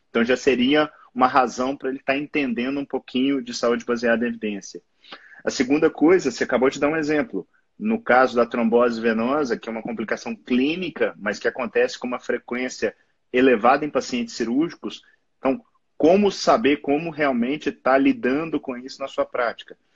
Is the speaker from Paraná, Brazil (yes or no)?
no; Belo Horizonte, Minas Gerais, Brazil; Eu sou clínico geral e nefrologista aqui de Belo Horizonte, sou mineiro